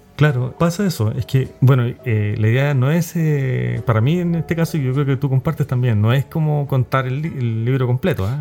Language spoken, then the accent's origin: Spanish; Chile; nuestra colonia chilena